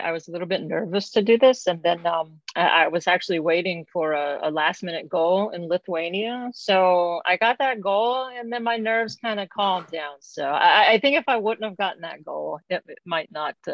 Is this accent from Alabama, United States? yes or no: yes; Alabama, United States; I'm from the Gulf Coast of Alabama, so I'm a huge not bandwagoner, but huge Crimson Tide fan.